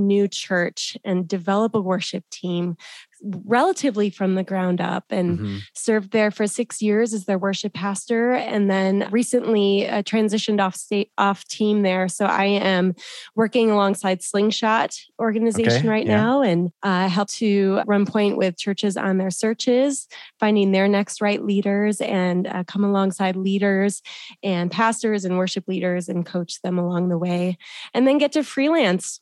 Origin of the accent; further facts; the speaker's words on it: Midwest, United States; moved away as an adult; now in Denver, United States; I grew up in the Midwest and grew up in a tiny church